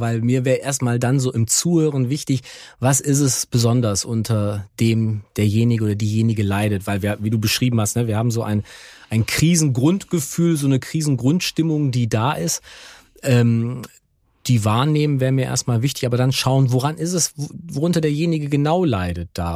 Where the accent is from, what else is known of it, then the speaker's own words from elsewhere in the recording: Germany; bei uns in Deutschland